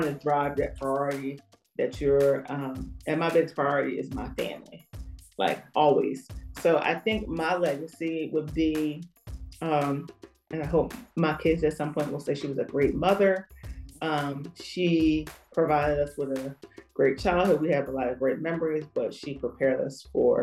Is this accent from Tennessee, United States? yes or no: no; Philadelphia, Pennsylvania, United States; I'm from Philly